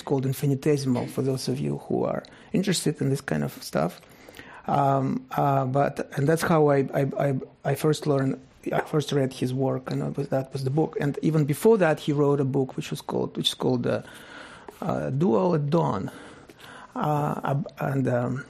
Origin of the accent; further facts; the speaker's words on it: Russia; moved away; I grew up in Russia, in the Soviet Union